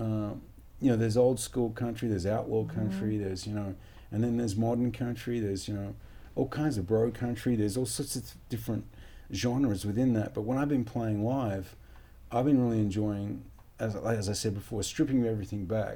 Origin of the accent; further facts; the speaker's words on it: Perth, Western Australia, Australia; growing up in Perth in Western Australia